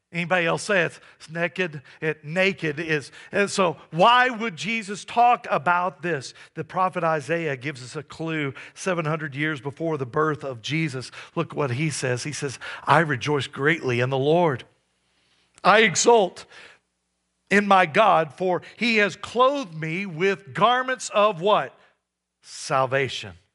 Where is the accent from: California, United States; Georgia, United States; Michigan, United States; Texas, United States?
Texas, United States; now in Johnstown, United States; I grew up in Texas, and we go back every once in a while to visit family.